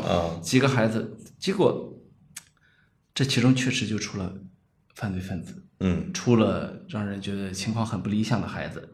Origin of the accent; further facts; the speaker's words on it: China; 我们中国人